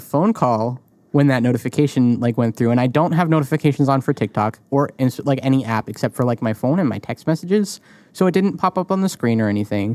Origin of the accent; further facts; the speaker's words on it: New England, United States; I grew up in New England